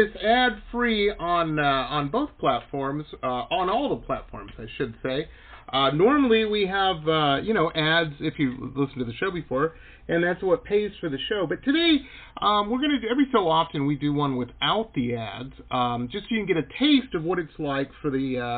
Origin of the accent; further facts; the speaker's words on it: Detroit, Michigan, United States; moved away as an adult; also born or lived in Canada / Boston / San Diego / California; I grew up in Metro Detroit.